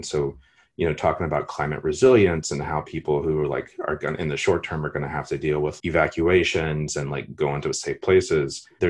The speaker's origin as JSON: {"language": "English", "region": "Texas", "country": "United States", "moved": "yes", "said": "I'm originally from Texas."}